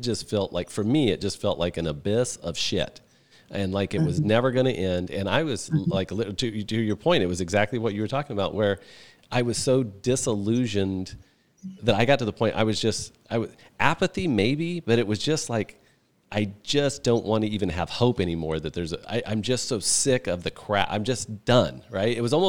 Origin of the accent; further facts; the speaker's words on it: Midwest, United States; I've been to gong baths, and I'm from the Midwest.